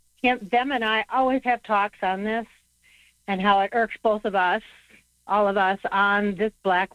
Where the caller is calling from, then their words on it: Wisconsin, United States; I'm calling from Wisconsin.